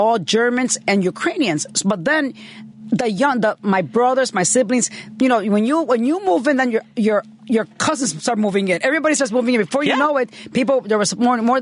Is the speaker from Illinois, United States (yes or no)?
yes; Chicago, Illinois, United States; I grew up in Humboldt Park.